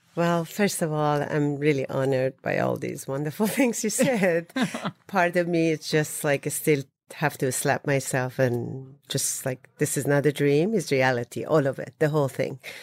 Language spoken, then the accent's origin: English; Isfahan, Iran; moved away; I'm from Isfahan